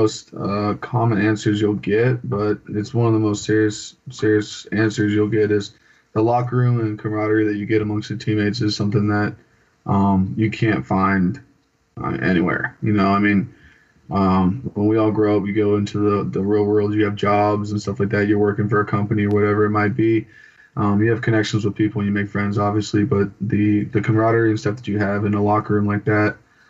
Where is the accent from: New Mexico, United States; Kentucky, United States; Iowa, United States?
New Mexico, United States; Albuquerque; born there; also born or lived in California / Montana; So I was born in Albuquerque, New Mexico, when my dad was stationed at Kirkland Air Force Base.